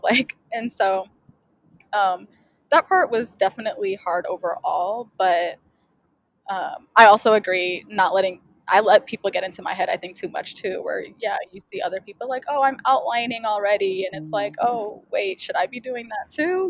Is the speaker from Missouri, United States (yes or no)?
yes; St. Louis, Missouri, United States; I um, am from St. Louis, Missouri